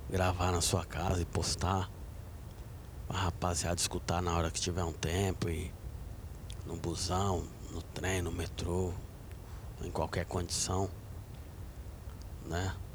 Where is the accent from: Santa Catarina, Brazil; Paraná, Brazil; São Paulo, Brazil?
São Paulo, Brazil; Sou natural de São Miguel Paulista. Nasci em 1975.